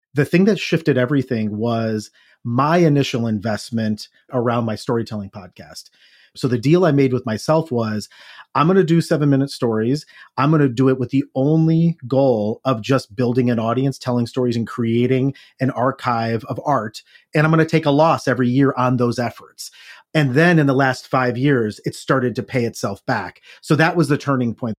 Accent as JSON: {"language": "English", "region": "Ohio", "country": "United States", "tie": "born or raised there", "said": "a guy growing up in Ohio in blue collar town"}